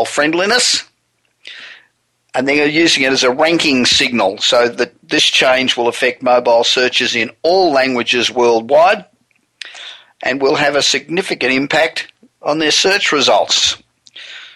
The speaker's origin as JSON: {"language": "English", "town": "Los Angeles", "region": "California", "country": "United States", "tie": "born or raised there", "said": "we're broadcasting again from my hometown of Los Angeles"}